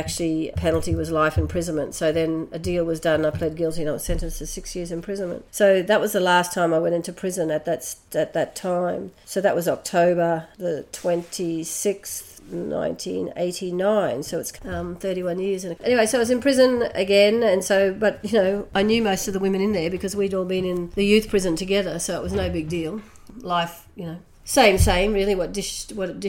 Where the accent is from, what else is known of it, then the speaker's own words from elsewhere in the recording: Brisbane, Queensland, Australia; I was born here in Meanjin, otherwise known by white people as Brisbane, on the north side. And my parents were poor, working class, and I was raised there